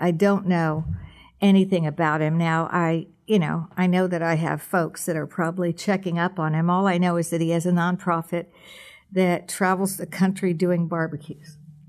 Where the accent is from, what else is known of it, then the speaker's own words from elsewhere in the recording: Tampa, Florida, United States; I was born in Ybor City. If you've ever been to the Columbia, you've been to my neighborhood.